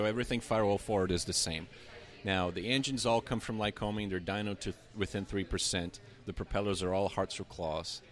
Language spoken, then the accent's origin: English; Brazil; English is a second language; moved away; I'm from Brazil, originally from Brazil